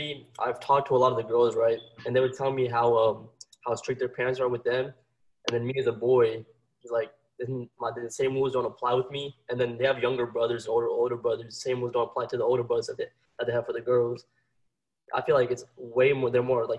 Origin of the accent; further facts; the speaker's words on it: Houston, Texas, United States; I'm from Houston, Texas. I'm 16